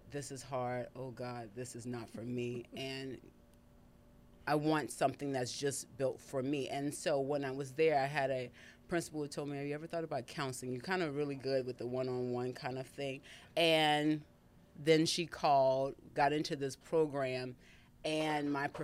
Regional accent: South Louisiana, United States; also born or lived in Dallas; now in Houston, United States; Originally, I'm from Louisiana.

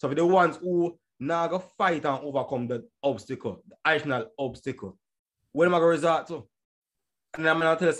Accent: Spanish Town, Saint Catherine, Jamaica; I'm coming from Spanish Town. Yeah, Spanish Town, Jamaica

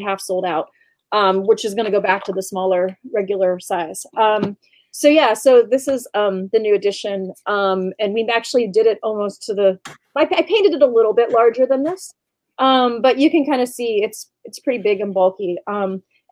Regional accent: Western Pennsylvania, United States; I come from Western Pennsylvania in the United States

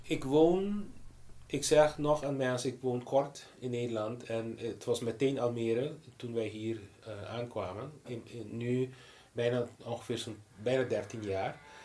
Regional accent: Aruba; first language Papiamento; Dutch is a second language; moved away as an adult; also born or lived in Boston, United States; now in Netherlands; in mijn moedertaal, papiamento

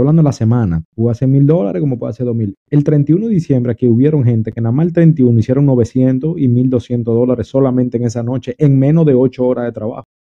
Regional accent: Dominican Republic; also born or lived in New York, United States; now in Florida, United States; Yo soy dominicano, pero vivo en la Florida ya en Estados Unidos hace un tiempo eh, viví en Nueva York

